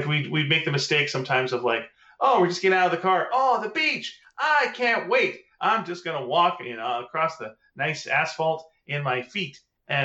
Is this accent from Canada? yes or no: yes; the East, Eastern Canada, Canada; moved away; I'm from the East originally